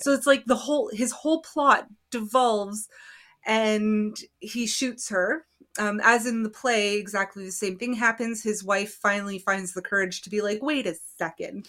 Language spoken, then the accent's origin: English; Canada; I'm Canadian